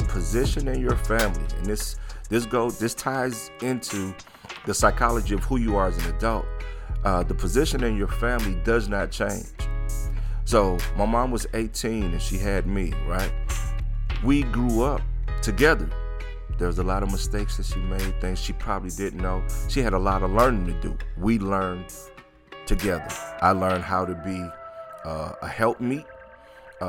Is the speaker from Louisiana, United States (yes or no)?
yes; New Orleans, Louisiana, United States; my friends that I grew up with in New Orleans